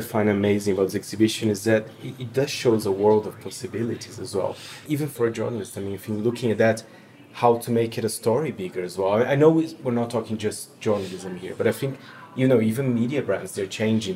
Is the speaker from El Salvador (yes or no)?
no; Brazil; I'm from Brazil